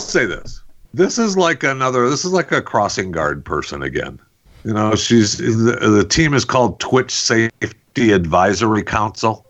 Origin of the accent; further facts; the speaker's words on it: Saginaw, Michigan, United States; I'm from you know I was born in Saginaw